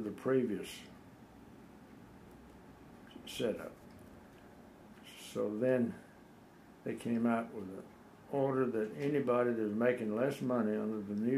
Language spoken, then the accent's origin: English; Mississippi, United States; moved away as an adult; also born or lived in Key West, Florida; I was born in Mississippi, raised in Mississippi, until Uncle Sam wanted me